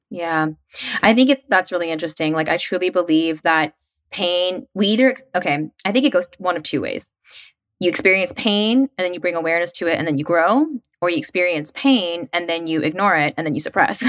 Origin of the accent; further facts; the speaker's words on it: West Tennessee, United States; moved away as an adult; also born or lived in New York City; I grew up in West Tennessee in a really small town